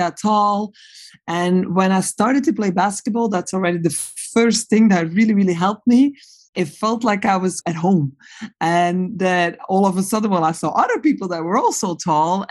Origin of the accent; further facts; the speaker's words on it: Belgium; moved away; I am a Belgian. And when I was growing up in Belgium